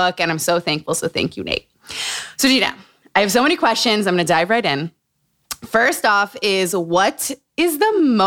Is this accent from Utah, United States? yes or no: yes; Utah, United States; Growing up in Utah.